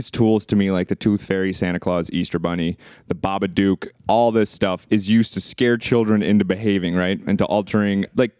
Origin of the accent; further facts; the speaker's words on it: Romania; moved away; When I was growing up in Romania.